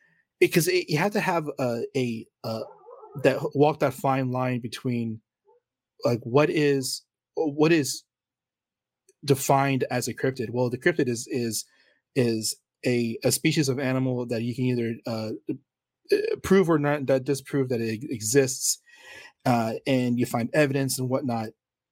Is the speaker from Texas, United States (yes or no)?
yes; San Antonio, Texas, United States; also born or lived in Poteet; You know, because I grew up in San Antonio and Poteet.